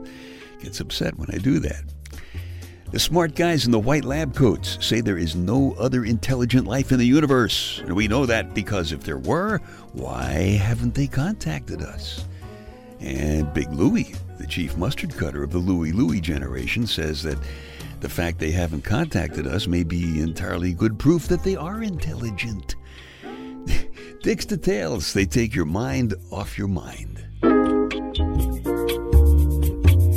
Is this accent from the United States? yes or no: yes; New York City, New York, United States; now in Pennsylvania, United States; ever since I was a kid growing up in New York